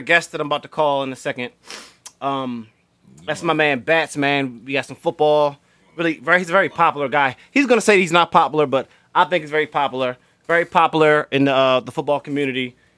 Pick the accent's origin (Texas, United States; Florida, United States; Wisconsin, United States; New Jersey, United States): Florida, United States; and actually, I'm from Florida. I was a little kid.